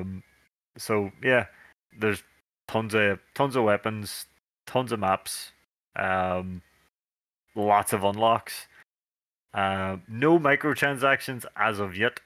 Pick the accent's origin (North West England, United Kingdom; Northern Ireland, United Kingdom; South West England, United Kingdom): Northern Ireland, United Kingdom; we're dudes from Northern Ireland